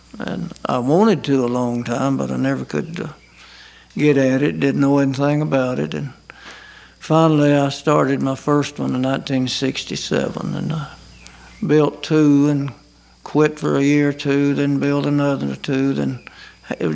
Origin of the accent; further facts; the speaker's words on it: Scottsboro, Alabama, United States; also born or lived in Huntsville, Alabama; now in Ider, United States; in Jackson County, around Scottsboro and Dutton and section